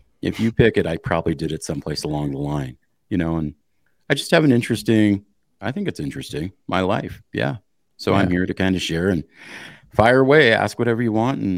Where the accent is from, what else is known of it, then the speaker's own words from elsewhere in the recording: Montana, United States; Okay. So I come from Eastern Montana. I come from the smallest, least populated county in the state.